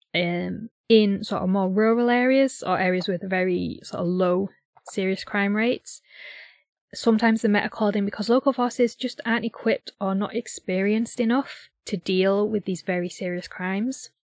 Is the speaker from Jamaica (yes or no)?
no; United Kingdom